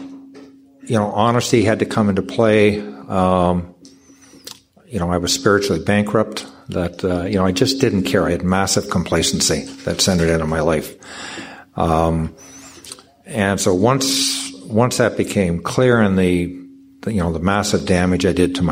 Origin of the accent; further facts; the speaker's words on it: Canada; I'm from Canada